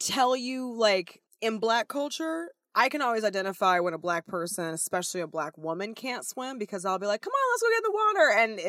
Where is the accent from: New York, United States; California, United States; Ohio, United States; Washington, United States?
California, United States; Los Angeles; I grew up in Venice.